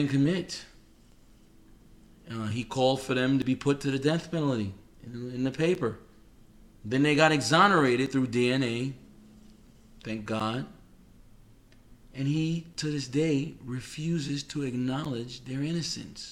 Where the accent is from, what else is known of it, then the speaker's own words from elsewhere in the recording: New York City, New York, United States; moved away; I'm from New York City